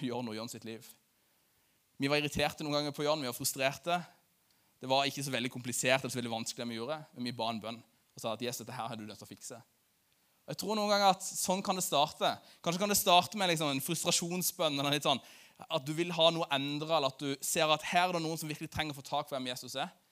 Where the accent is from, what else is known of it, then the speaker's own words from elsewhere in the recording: Lyngdal, Agder, Norway; i Lyngdal, der jeg kommer fra